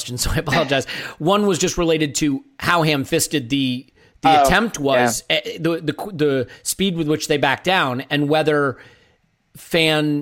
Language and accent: English; United States; I'm an American